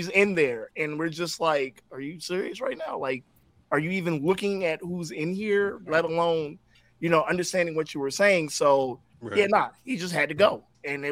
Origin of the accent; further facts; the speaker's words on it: Baltimore, Maryland, United States; I'm from Baltimore.